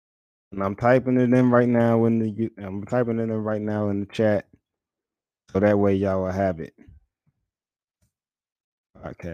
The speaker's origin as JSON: {"language": "English", "town": "New York City", "region": "New York", "country": "United States", "moved": "yes", "lives_now": "Charlotte, United States", "said": "I'm originally from Brooklyn, New York. I live in Charlotte, North Carolina right now."}